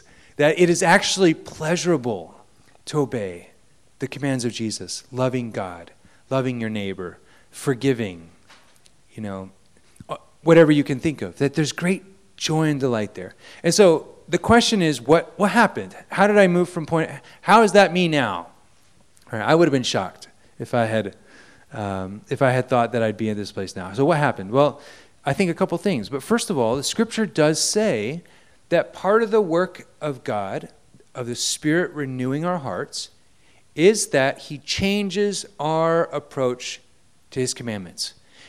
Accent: Japan; I went to a Christian school. I grew up in Japan.

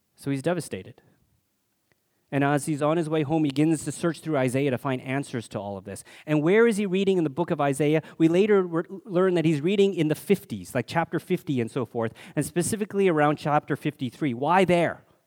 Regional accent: Alberta, Canada; growing up in Alberta in the seventies, I experienced my share of racism, only Chinese kid in school

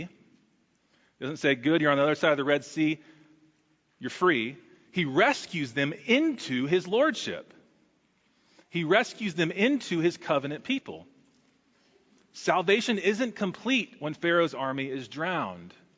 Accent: Texas, United States; As a Texan, that's exceptionally in my blood

